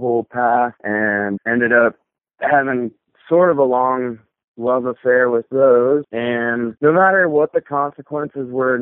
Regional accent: Whitefish, Montana, United States; also born or lived in Bozeman, Montana; I grew up in Whitefish, Montana

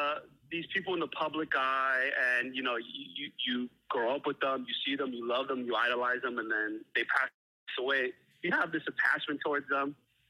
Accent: New York, United States; New York.

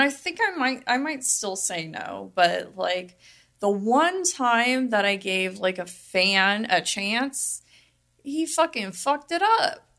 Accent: Las Vegas, Nevada, United States; I'm from Vegas, born and raised

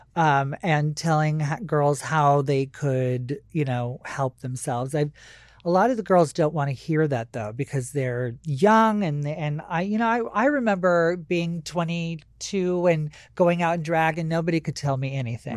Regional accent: Maui, Hawaii, United States; moved away; I wasn't born there, but, uh, most of my childhood was spent there.

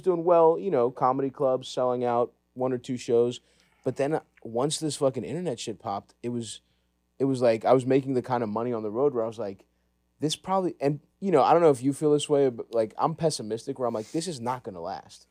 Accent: Baltimore, Maryland, United States; I grew up in Greektown

